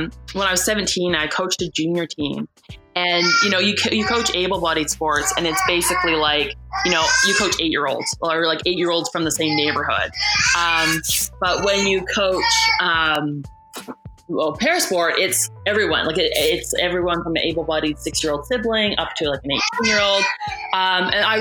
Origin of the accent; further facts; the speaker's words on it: Canada; also born or lived in United States; being Canadian did not make me super marketable